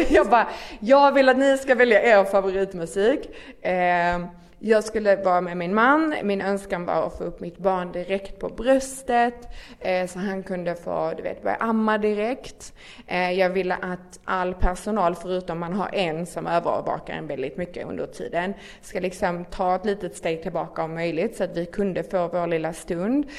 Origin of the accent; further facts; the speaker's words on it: near Malmö, Skåne, Sweden; accent: Scanian (Skåne dialect implied); bor inte i Stockholm som ni kanske hör på min otroligt vackra dialekt. ni bara behöver översättning. eh, bor i, eh, lite utanför Malmö